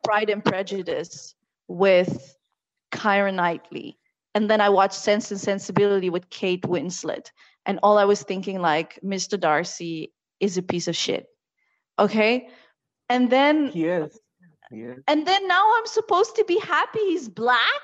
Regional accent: The Hague, South Holland, Netherlands; also born or lived in Morocco; the little town I grew up in in the Netherlands

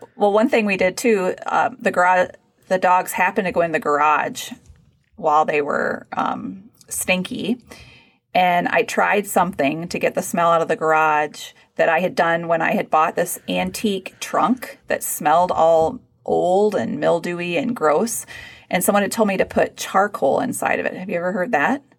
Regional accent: Texas, United States; moved away; growing up in Texas

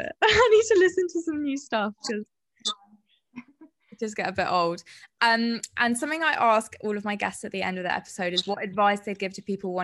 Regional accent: Guildford, South East England, United Kingdom; I'm from Guildford.

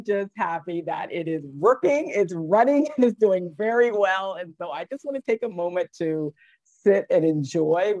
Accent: Virginia, United States; also born or lived in Philadelphia, Pennsylvania; Virginia girl, pretty much. I was born in Philadelphia. My parents moved me here when I was three.

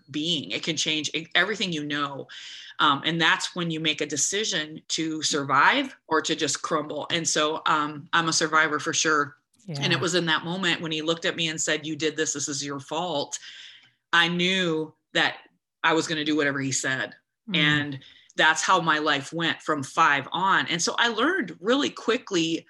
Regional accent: United States; I'm an American girl.

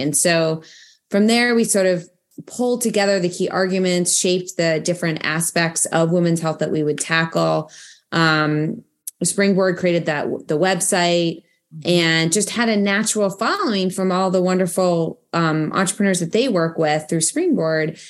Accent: Boston, Massachusetts, United States; moved away as an adult; also born or lived in London / Ohio; now in Washington, D.C., United States; I'm from Boston originally.

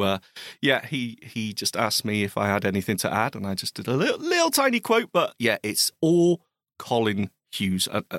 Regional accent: Scotland, United Kingdom; It's my home country.

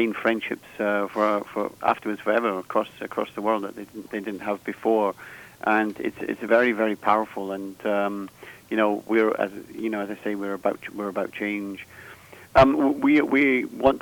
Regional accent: Scotland, United Kingdom; I'm Scottish

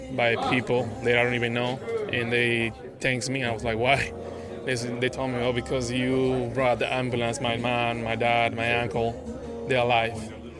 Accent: Dominican Republic; now in United States; my hometown, Dominican Republic

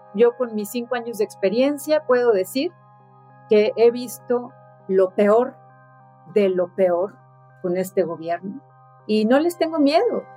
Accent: Ensenada, Baja California, Mexico; also born or lived in Sonora; yo soy de Sonora, crecí en Ensenada

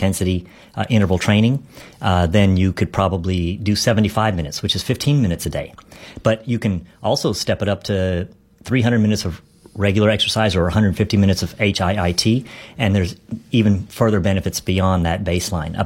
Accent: Dallas, Texas, United States; I love my hometown

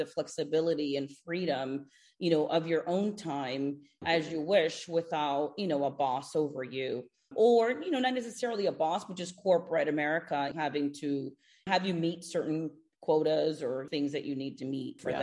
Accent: Houston, Texas, United States; moved away as an adult; also born or lived in Cuba; now in South Florida, United States; I moved from Houston, Texas, where I grew up, to South Florida

